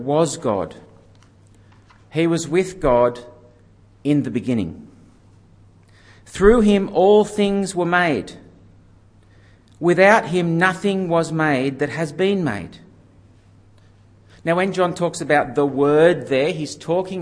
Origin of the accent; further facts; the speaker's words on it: Yenda, New South Wales, Australia; moved away as an adult; I came back to Yenda